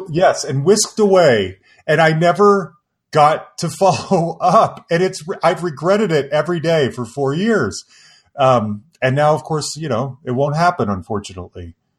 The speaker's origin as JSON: {"language": "English", "town": "Salt Lake City", "region": "Utah", "country": "United States", "tie": "born or raised there", "moved": "as an adult", "lives_now": "Denver, United States", "said": "I grew up in Salt Lake City"}